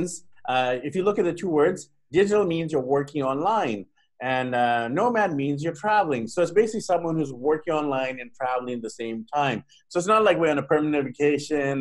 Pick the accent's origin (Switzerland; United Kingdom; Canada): Canada; Vancouver, British Columbia; I'm actually from Vancouver, Vancouver, BC, Canada